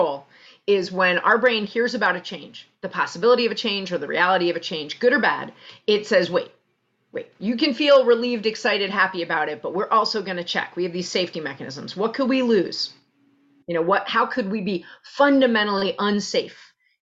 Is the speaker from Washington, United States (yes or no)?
no; New York City, New York, United States; White Plains Road and Pelham Parkway, right around there. I was born at Einstein Hospital